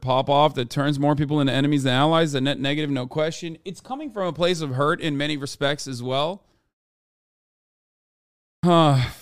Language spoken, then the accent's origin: English; Turkey; moved away as an adult; now in United States; I grew up in Turkey for eighteen years of my life before I came to the United States of America